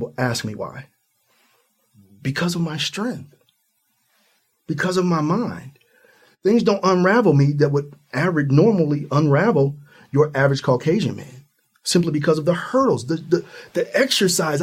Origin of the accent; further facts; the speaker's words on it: Ohio, United States; I'm from Ohio, right at the Midwest